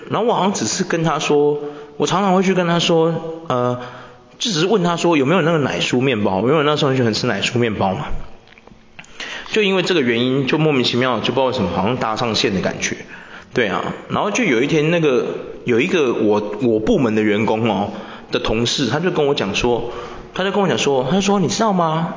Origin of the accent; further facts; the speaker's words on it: Taiwan; 我们台湾人